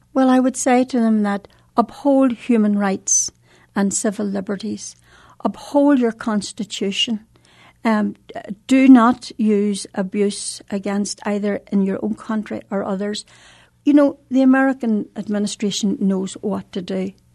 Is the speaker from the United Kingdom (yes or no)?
yes; Northern Ireland, United Kingdom; in Northern Ireland, we have, um, uh, two different traditions almost